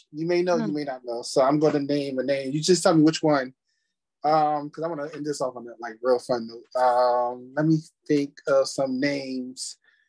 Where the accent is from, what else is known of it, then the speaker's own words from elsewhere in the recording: Philadelphia, Pennsylvania, United States; I'm from Philadelphia.